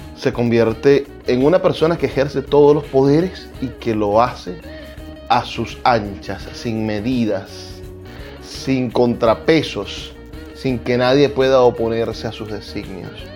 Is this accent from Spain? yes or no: no; Venezuela; lo que nos une, por ejemplo, como venezolanos